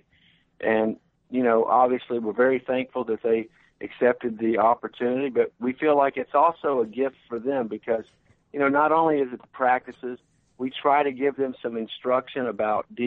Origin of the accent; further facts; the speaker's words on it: Mobile, Alabama, United States; also born or lived in Baltimore / Cleveland; I came back to my hometown of Mobile to become the executive director